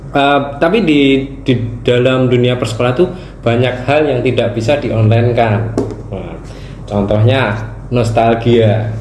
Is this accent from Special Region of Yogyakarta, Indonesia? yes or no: yes; Yogyakarta, Special Region of Yogyakarta, Indonesia; accent: medok; kita dari Jogja ya. Jadi kita dari kontingen dari daerah